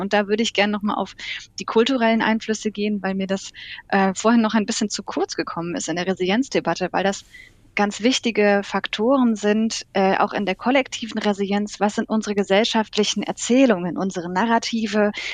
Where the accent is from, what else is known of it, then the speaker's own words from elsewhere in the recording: Germany; Wir sind zum Beispiel ein sehr technologiegläubiges Völkchen als Deutsche